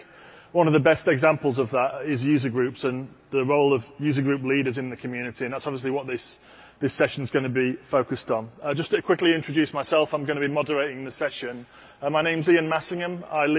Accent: England, United Kingdom; as an Englishman

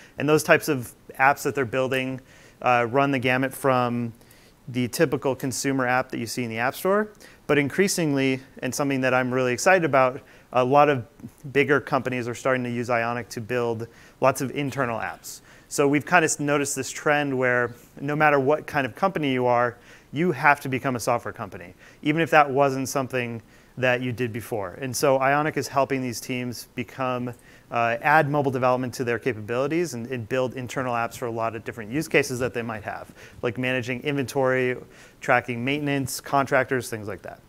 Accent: Midwest, United States; also born or lived in Madison, Wisconsin; I live in Madison, Wisconsin. I'm a Midwesterner.

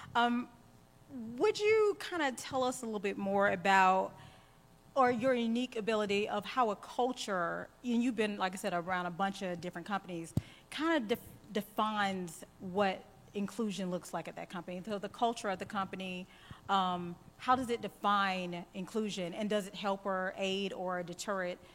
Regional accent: the South, United States; accent: drawl; now in Atlanta, United States; I am from the South. I live in Atlanta, so I'm on East Coast time. And yes, you've probably heard my drawl.

